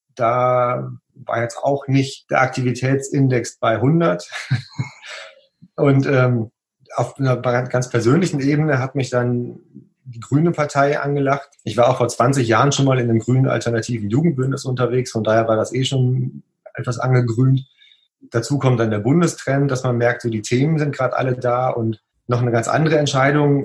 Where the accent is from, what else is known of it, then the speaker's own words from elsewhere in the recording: Münsterland, North Rhine-Westphalia, Germany; moved away as an adult; now in Oberwesel, Germany; Gebürtig komme ich tatsächlich nicht hierher